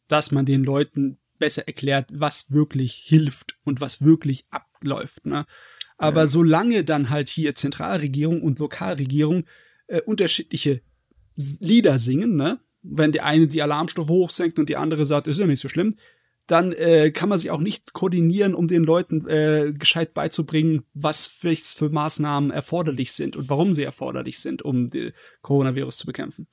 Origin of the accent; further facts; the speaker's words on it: Germany; bei uns in Deutschland